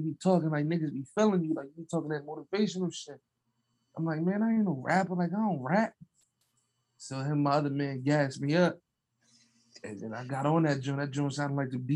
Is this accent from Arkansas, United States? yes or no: no; Camden, New Jersey, United States; I'm 28. I'm from Canton, New Jersey